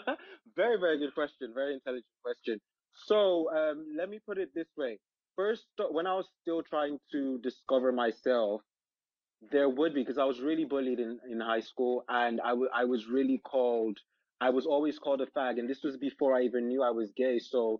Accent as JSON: {"language": "English", "region": "London", "country": "United Kingdom", "tie": "born there", "also_born_or_lived": "Nigeria", "said": "I'm African. My parents are African. I was born in London, but I lived in Nigeria for a while."}